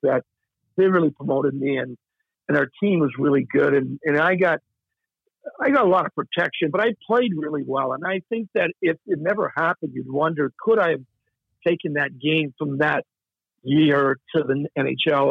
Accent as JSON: {"language": "English", "region": "Nova Scotia", "country": "Canada", "said": "I'm from Nova Scotia"}